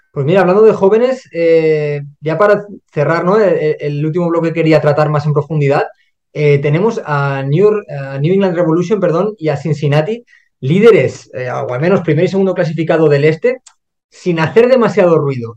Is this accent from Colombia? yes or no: no; Spain; Primero, porque somos españoles